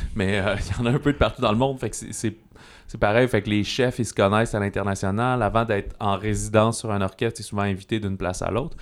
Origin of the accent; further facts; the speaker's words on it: Canada; en tant que Canadien